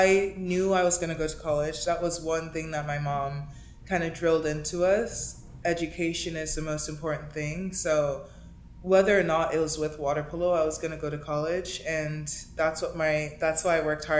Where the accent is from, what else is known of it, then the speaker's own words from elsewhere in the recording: Miami, Florida, United States; moved away as an adult; also born or lived in Princeton, New Jersey; now in Los Angeles, United States; someone who I grew up playing with in Miami